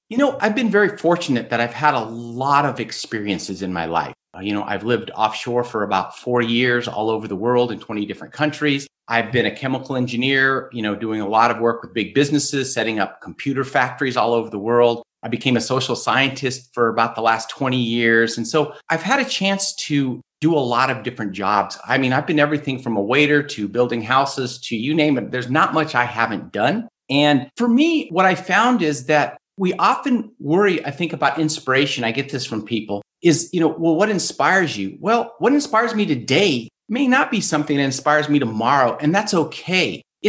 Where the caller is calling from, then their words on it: Sedona, Arizona, United States; Today, I'm calling in from America, from Sedona, Arizona. Great Southwest